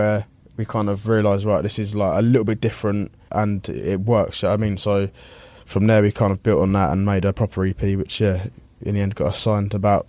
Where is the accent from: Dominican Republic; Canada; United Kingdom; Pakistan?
United Kingdom; Denham, South East England; I grew up like just outside of Uxbridge in like a little place called Denham